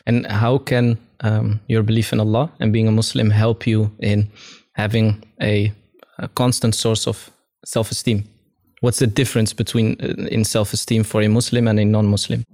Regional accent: Amsterdam, North Holland, Netherlands; I grew up in Amsterdam, in the southeast part of Amsterdam, which was very multicultural

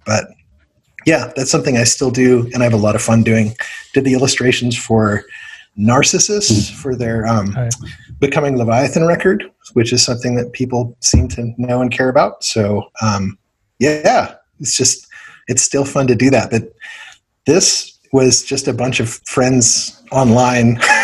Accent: Ohio, United States; also born or lived in South Africa; I'm mostly from Ohio. We moved there in 1984 from South Africa, actually, and um, just grew up listening to a lot of 80s hair metal radio

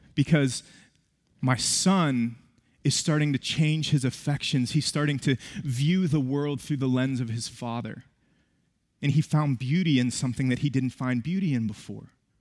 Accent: West Virginia, United States; moved away; I was born and raised in West Virginia.

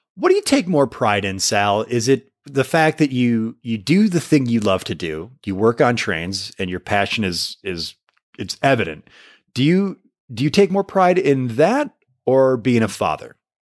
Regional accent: Michigan, United States; somebody like me from Michigan

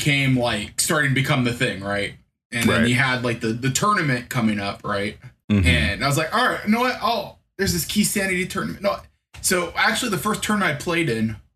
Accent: Des Moines, Iowa, United States; I'm from Des Moines, Iowa

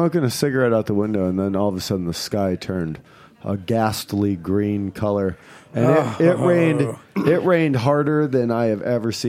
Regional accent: Northwest Indiana, United States; now in Brooklyn, United States; I grew up in Northwest Indiana.

